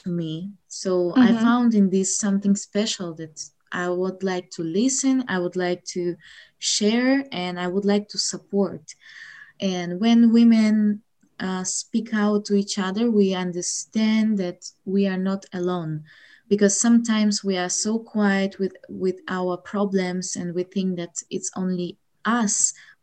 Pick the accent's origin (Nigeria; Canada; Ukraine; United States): Ukraine; English is a second language; I'm from Ukraine